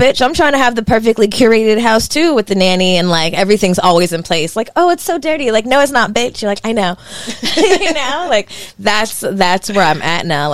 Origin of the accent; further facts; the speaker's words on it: the Valley, California, United States; I grew up in the Valley